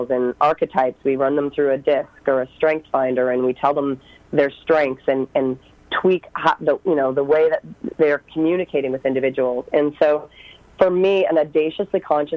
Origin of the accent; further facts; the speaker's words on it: East Coast of Canada, Atlantic Canada, Canada; moved away as an adult; I'm actually from the East Coast in Canada, so literally drove across the country